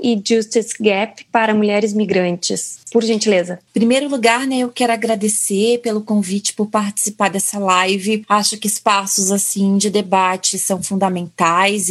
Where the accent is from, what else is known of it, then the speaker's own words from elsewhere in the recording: Brazil; moved away; nós somos mulheres brasileiras no exterior